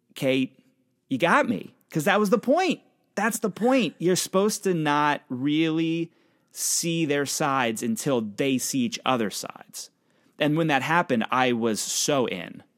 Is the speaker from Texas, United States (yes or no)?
no; Pennsylvania, United States; now in New York City, United States; I'm from Pennsylvania. That's, that's where I come from. My family's there.